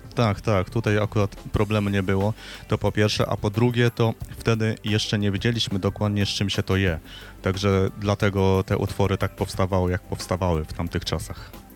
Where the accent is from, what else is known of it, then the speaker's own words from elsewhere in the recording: Silesian Voivodeship, Poland; ja pochodzę ze Śląska